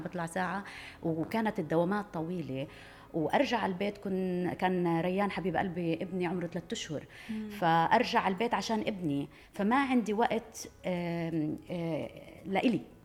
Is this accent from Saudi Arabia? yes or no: no; Palestine; انا فلسطينيه